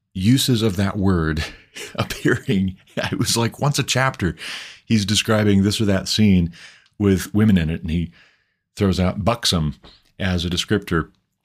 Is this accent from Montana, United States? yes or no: yes; Montana, United States; growing up in Montana, my home state